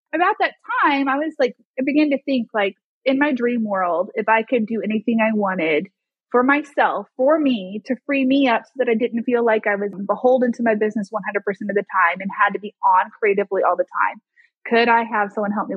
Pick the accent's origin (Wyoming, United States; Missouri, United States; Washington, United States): Missouri, United States; Springfield; now in Arkansas, United States; my hometown of Springfield, Missouri